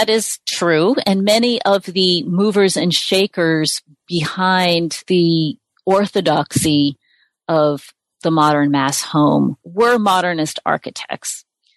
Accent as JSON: {"language": "English", "country": "United States", "said": "as an American"}